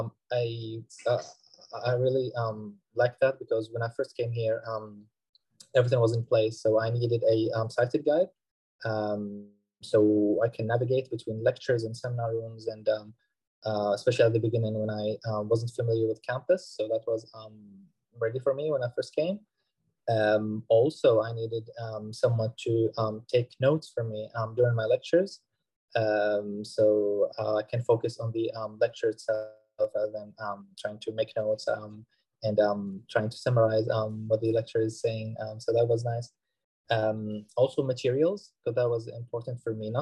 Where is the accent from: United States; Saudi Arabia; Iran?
Saudi Arabia; moved away as an adult; now in Leeds, United Kingdom; I'm originally from Saudi Arabia, and I'm doing my PhD now in marketing at the University